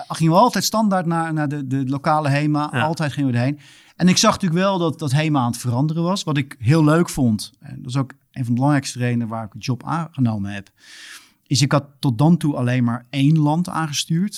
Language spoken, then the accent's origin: Dutch; Netherlands; moved away as an adult; also born or lived in Australia; als Nederlander